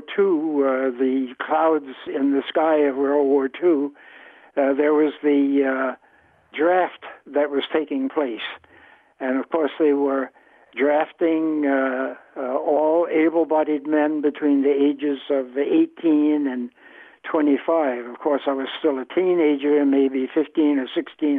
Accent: New York City, New York, United States; born or raised there; also born or lived in Newport News, Virginia

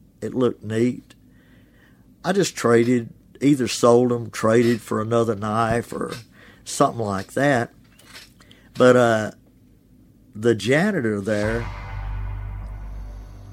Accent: Ashland, Mississippi, United States; now in Oxford, United States; My hometown is Ashland, Mississippi

